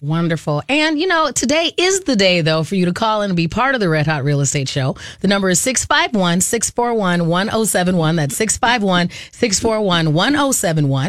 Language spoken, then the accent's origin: English; Arizona, United States; moved away; I grew up in Arizona